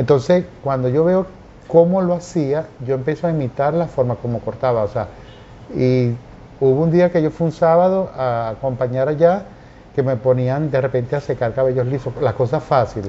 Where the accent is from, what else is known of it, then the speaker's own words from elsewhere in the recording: Carúpano, Sucre, Venezuela; moved away; Yo nací, yo nací en Carúpano, estado Sucre, un 8 de octubre, y eh, adoro ese pueblo, mi infancia espectacular